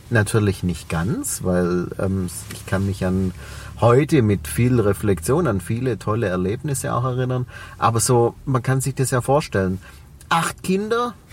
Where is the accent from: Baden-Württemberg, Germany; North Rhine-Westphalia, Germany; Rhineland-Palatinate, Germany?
Baden-Württemberg, Germany; Reutlingen; accent: Swabian; man hört es an meinem Dialekt. Ich komme aus Reutlingen, aus, ja. dem, aus dem Schwäbischen